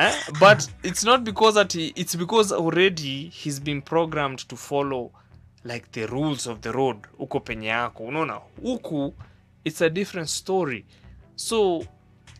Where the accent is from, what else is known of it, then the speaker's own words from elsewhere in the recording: Central Province, Kenya; I come from Central, so the people that I am around are mostly the people from the tribe people from, I mean, the Kikuyus and all those people from Central